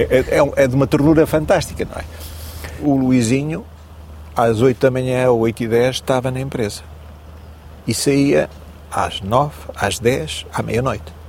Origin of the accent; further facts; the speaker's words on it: Maia, Porto District, Portugal; Nasci em Águas Santas, Maia, junto à circunvalação, no Porto